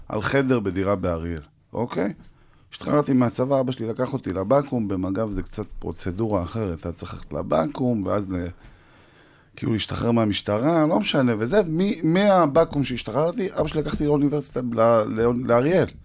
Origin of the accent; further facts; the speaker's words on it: Tiberias, Northern District, Israel; moved away as an adult; also born or lived in Ariel; אני מטבריה, נולדתי בורן נכון. אנד raised.